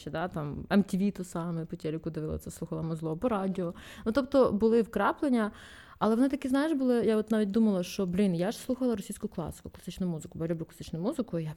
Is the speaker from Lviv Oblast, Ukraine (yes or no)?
no; Vinnytsia, Vinnytsia Oblast, Ukraine; ну я з Вінниці, але в мене російськомовна родина і. Е, українську, типу, я вивчала в школі класно, тобто все все українською